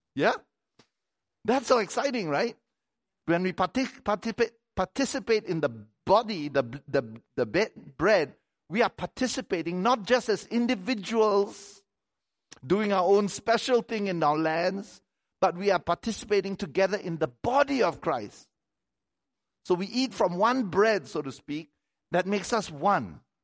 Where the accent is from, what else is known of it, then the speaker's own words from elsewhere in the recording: Malaysia; moved away as an adult; I come from Malaysia